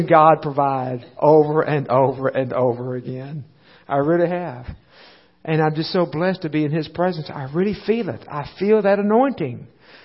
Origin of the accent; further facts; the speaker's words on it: United States; also born or lived in El Paso, Texas / Little Rock, Arkansas; I grew up in a similar type of body in the United States